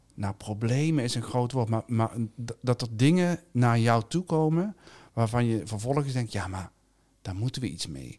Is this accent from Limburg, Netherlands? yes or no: yes; South Limburg, Netherlands; Ik ben zelf opgegroeid in Zuid-Limburg